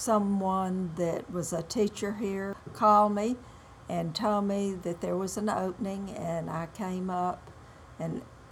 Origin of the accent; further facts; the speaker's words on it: Jackson, Mississippi, United States; I grew up in Jackson.